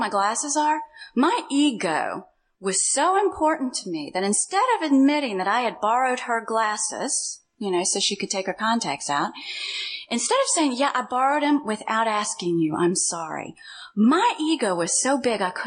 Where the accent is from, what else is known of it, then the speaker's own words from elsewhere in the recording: Louisville, Kentucky, United States; moved away as an adult; I came from Louisville, Kentucky